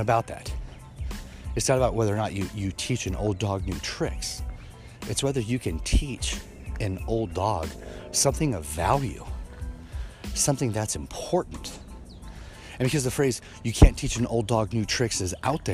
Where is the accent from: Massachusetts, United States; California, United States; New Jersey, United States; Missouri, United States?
Missouri, United States; Kansas City; where I grew up in Kansas City, Missouri